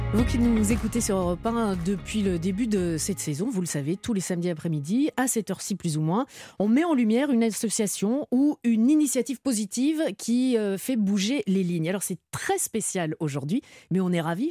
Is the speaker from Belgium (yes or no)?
yes; Belgium; Chez moi en Belgique, il y a un petit village à côté de chez moi